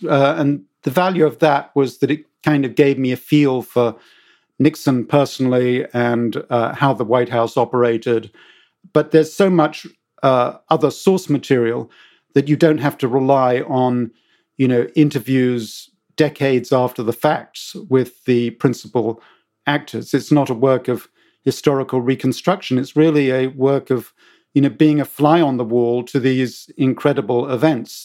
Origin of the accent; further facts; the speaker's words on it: United Kingdom; accent: British; moved away; as you can tell from my accent, I'm British